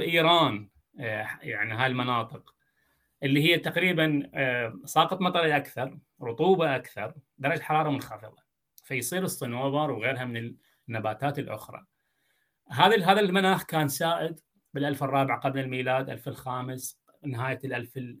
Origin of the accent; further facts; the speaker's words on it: Iraq; دجله والفرات عندنا موجودين بدون دجله والفرات احنا جزء من الصحراء العربيه